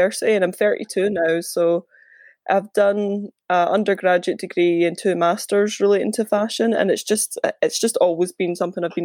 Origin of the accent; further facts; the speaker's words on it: Larbert, Scotland, United Kingdom; I'm from Larbert